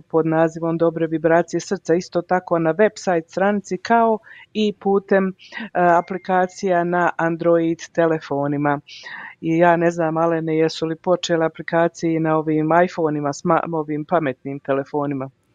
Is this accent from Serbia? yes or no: no; Mostar, Herzegovina-Neretva Canton, Bosnia & Herzegovina; now in Calgary, Canada; Ja sam iz Bosne i Hercegovine, u stvari ja sam iz Hercegovine iz Mostara